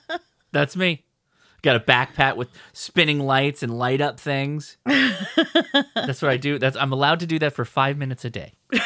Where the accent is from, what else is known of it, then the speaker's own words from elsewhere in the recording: Southern California, United States; As a Southern Californian.